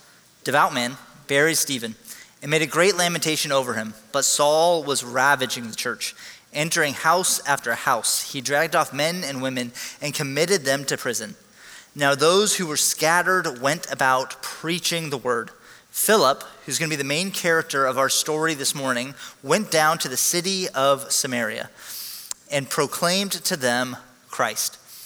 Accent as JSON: {"language": "English", "country": "Hong Kong", "tie": "born or raised there", "said": "I was actually born and raised in Hong Kong. My parents were missionaries."}